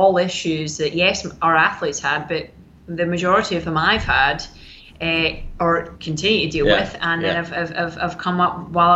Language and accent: English; Scotland, United Kingdom; I'm a Scottish lassie